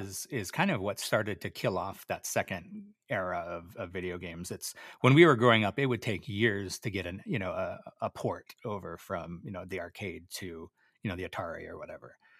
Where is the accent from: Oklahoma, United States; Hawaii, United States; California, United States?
Hawaii, United States; Oahu; I, I grew up in Hawaii. I grew up on Oahu